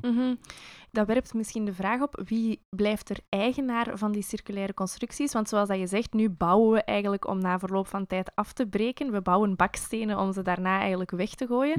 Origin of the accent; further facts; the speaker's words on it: Belgium; als Belg met de baksteen in de maag